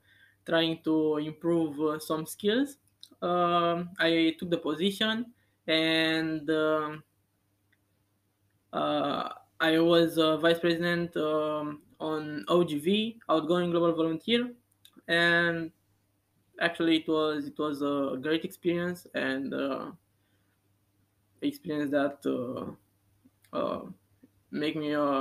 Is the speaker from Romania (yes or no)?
yes; Bucharest, Romania; moved away as an adult; now in Antwerp, Belgium; I'm from Romania, from Bucharest